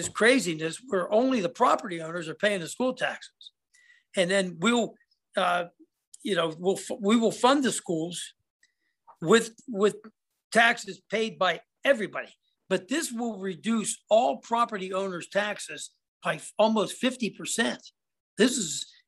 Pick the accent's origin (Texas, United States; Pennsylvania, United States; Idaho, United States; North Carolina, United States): Pennsylvania, United States; Cambria County; I'm from Cambria County